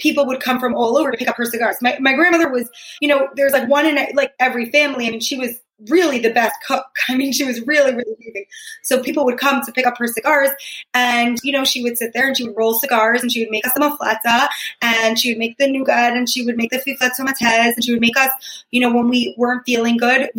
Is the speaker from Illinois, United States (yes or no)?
no; Long Island, New York, United States; moved away as an adult; also born or lived in Manhattan, New York; now in Israel; I spent my whole life in Long Island